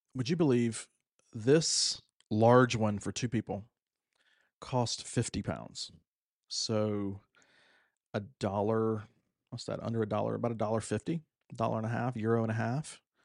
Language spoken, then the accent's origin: English; United States; now in Egypt; I'm American